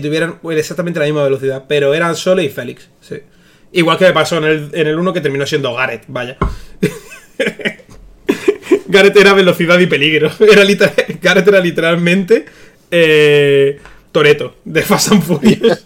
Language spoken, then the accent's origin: Spanish; Almería, Andalusia, Spain; Soy de Almería